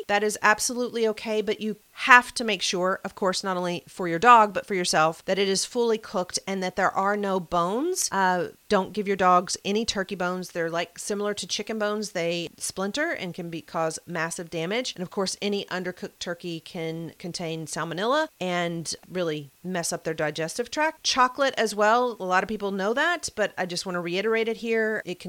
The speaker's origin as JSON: {"language": "English", "region": "the South", "country": "United States", "said": "I don't know if it's because I'm from the South or what"}